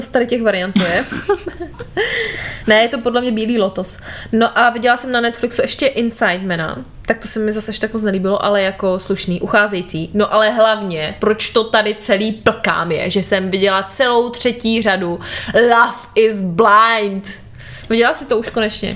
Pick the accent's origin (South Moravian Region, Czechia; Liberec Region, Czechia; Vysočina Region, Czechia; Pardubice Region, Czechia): Pardubice Region, Czechia; Moravská Třebová; u nás doma v Moravské Třebové